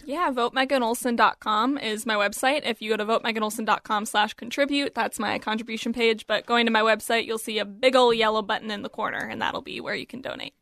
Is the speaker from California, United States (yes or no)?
no; Apple Valley, Minnesota, United States; my hometown in Apple Valley